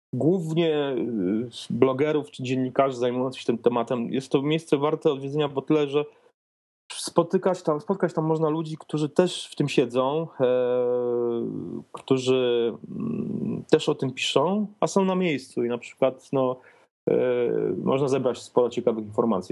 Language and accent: Polish; Poland; accent: eastern; jestem z Polski